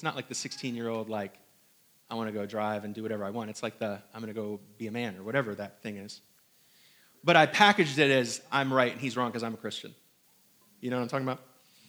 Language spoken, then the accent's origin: English; Hong Kong; born there; I was not born here in the South. I was not also born in New York, or was I born in Indiana? I was born in Hong Kong.